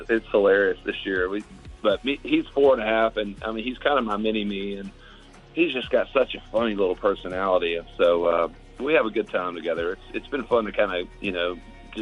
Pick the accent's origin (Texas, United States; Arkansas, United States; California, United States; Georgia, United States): Georgia, United States; Augusta; I'm from Augusta, so from Augusta, Georgia. So it's a big part of my life. And growing up, I used to work at the tournament a lot